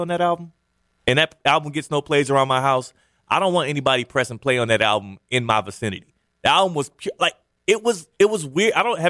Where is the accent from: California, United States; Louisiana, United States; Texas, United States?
Texas, United States; Houston; moved away; I'm from Houston